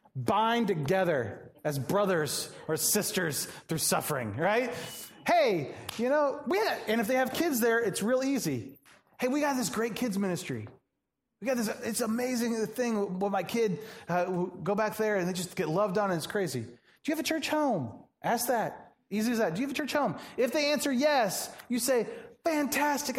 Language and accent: English; Atlanta, Georgia, United States; now in Joliet, United States; I'm from Atlanta